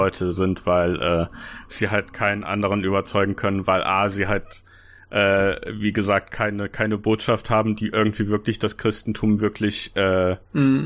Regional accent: Germany; als Deutsche so aus meiner Altersgruppe, aus meiner Generation

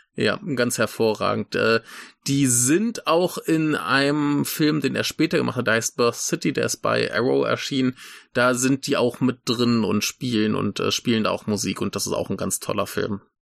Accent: Germany; now in Rhine-Main area, Germany; das Dorf, wo ich herkomme, ist ja eigentlich auch äh, ein weiß nicht, vielleicht ein Fünftel Bauern und der Rest VW-Arbeiter

